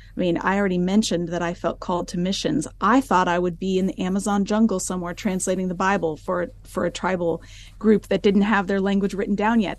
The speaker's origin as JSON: {"language": "English", "country": "United States", "tie": "born or raised there", "moved": "as an adult", "lives_now": "Alberta, Canada", "said": "I grew up in the United States in a Christian home"}